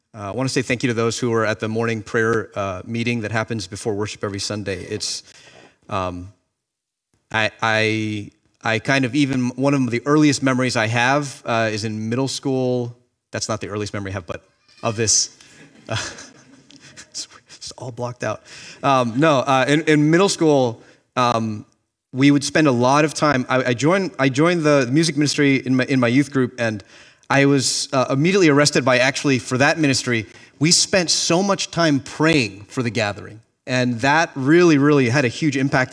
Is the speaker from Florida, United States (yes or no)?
yes; Miami, Florida, United States; moved away as an adult; now in Boston, United States; I grew up in Miami, Florida